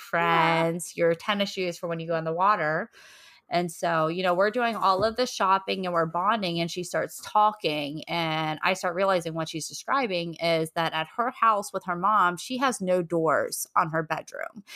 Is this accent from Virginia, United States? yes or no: yes; Virginia, United States; We grew up in Virginia.